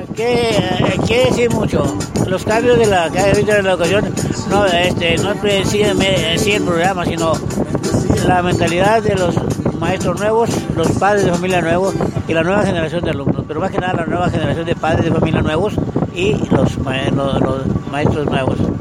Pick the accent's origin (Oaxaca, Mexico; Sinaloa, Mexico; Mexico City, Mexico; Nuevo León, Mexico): Sinaloa, Mexico; near Los Mochis; yo vengo de Mochis, de un bolito cercano a Mochis.